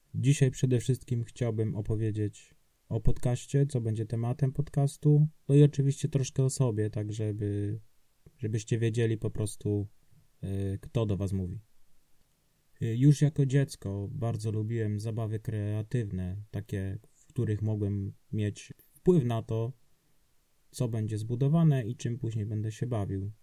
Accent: Subcarpathian Voivodeship, Poland; now in Wrocław, Poland; ja pochodzę z Podkarpacia, jechałem do swojego rodzinnego domu

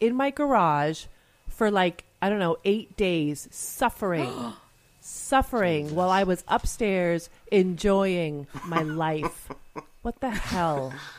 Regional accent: Canada; moved away; we live part of the year in Greece, I'm Canadian

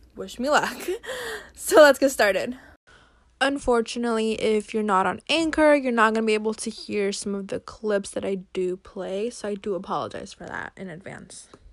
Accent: Brazil; now in United States; I was born in Brazil, and now I live in the U S.

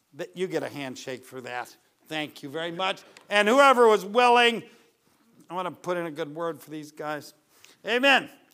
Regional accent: United States; I'm an American

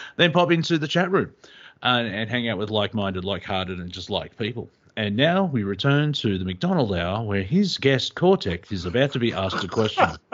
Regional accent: Australia; as an Australian

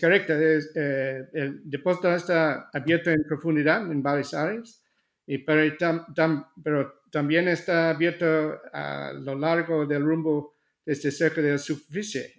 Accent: Australia; Spanish is a second language; moved away; also born or lived in Seville, Spain; nací en Australia

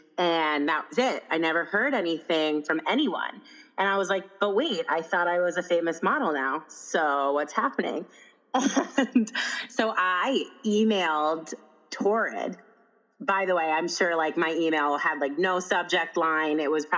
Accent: Ohio, United States; I actually like realized after I said that, you're going to be like, wait, I'm from Ohio.

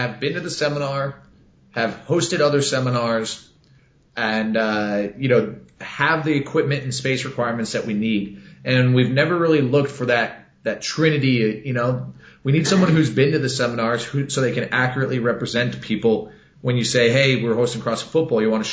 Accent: Texas, United States; I'm from Texas

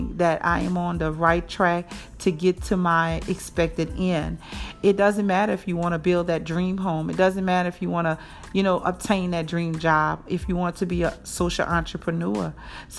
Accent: New Orleans, Louisiana, United States; moved away as an adult; now in Jackson, United States; I'm from New Orleans, born and raised there. And I now reside in Jackson, Mississippi for almost 13 years.

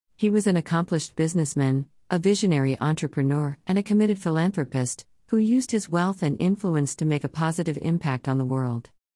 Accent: London, United Kingdom; I did not grow up in privilege and wealth, I grew up in South London.

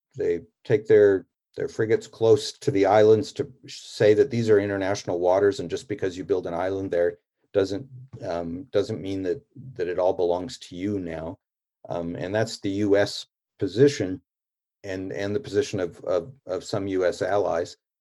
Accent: Canada; I'm a Canadian

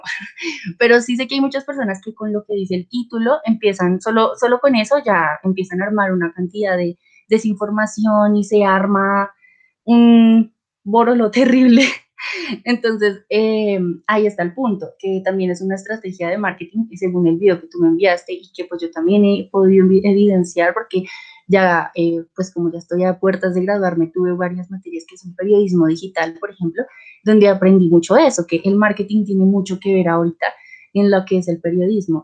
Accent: Colombia; soy de Colombia

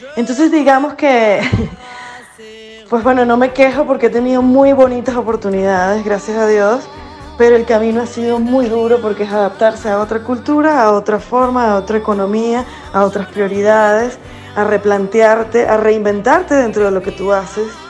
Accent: Venezuela; moved away

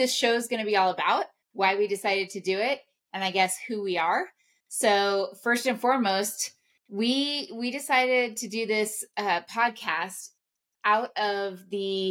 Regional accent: Ouray, Colorado, United States; also born or lived in Denver, Colorado; I am a native of the beautiful San Juan Mountains of Colorado, grew up in Ouray, Colorado

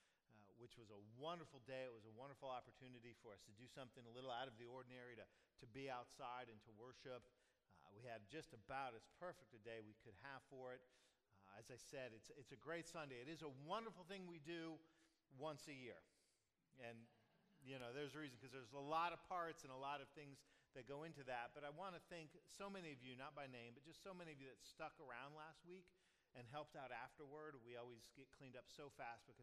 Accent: Pasco County, Florida, United States; growing up in Pasco County

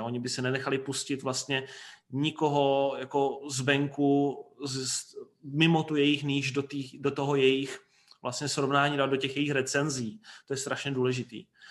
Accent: Brno, South Moravian Region, Czechia; U nás v Brně

